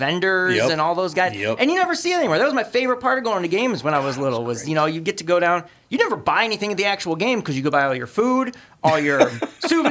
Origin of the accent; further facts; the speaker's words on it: Detroit, Michigan, United States; moved away as an adult; now in Minnesota, United States; I grew up in Michigan